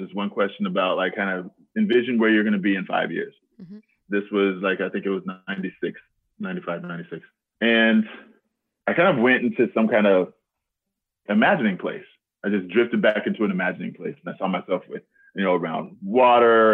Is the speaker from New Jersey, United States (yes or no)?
no; Texas, United States; also born or lived in Alabama; now in Seattle, United States; I'm from Texas